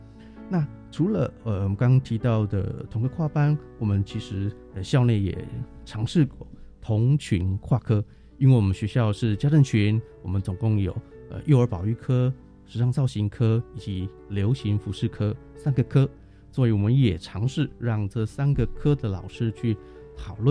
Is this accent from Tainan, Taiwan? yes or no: no; Chiayi, Chiayi City, Taiwan; 到我们嘉义市的东市场，哦，这个是我们嘉义人的灶咖，去看看我们嘉义人的一个饮食的文化等等，还有我们这个呃像嘉义的特别的餐点